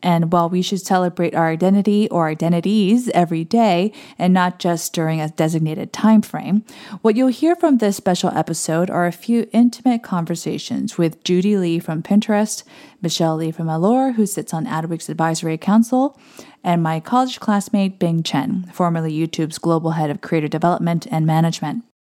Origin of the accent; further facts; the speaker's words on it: Guam; also born or lived in South Korea; now in East Coast, United States; I moved from South Korea with my family to the American territory of Guam. And I grew up with a mom who still isn't particularly fluent in English